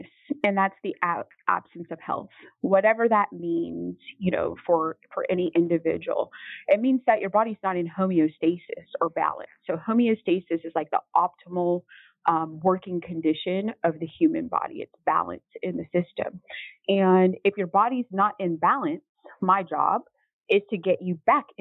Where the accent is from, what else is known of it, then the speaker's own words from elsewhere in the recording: Mississippi, United States; I was born in Mississippi